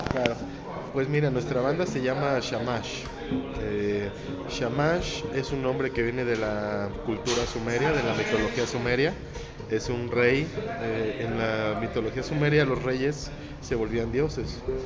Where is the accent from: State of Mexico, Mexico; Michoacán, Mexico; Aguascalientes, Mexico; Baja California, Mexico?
State of Mexico, Mexico; Toluca; moved away; soy de Toluca